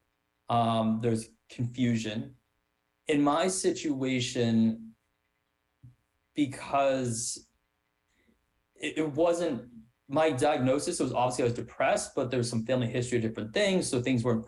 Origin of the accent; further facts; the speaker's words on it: Wellesley, Massachusetts, United States; growing up in Wellesley, a suburb where a lot of people put a lot of pressure on appearance